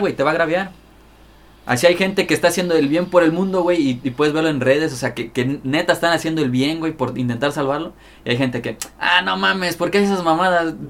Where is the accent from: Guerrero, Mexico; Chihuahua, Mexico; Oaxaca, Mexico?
Guerrero, Mexico; Chilpancingo; la capital es Chilpancingo Los Bravos, donde es aquí su servidor.